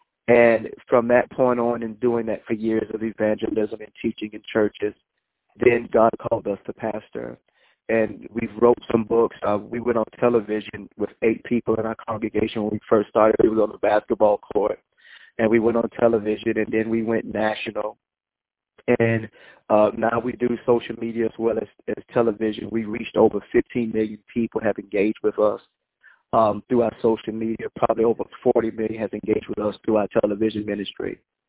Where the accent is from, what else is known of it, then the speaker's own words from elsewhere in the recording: Colombia; I am from Colombia. Well, it's a little town right next to Colombia. It's called Hawkins.